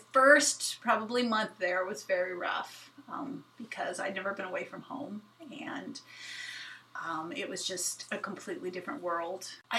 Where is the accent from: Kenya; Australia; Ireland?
Kenya; I think a lot of my favorite things about growing up at RVA, but also just growing up in Kenya, was the freedom I had.